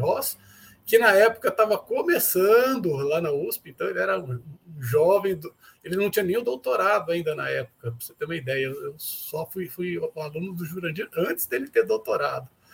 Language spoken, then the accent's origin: Portuguese; São Paulo, Brazil; now in Uberlândia, Brazil; eu sou paulistano, né? Eu sou nascido e criado é, na capital de São Paulo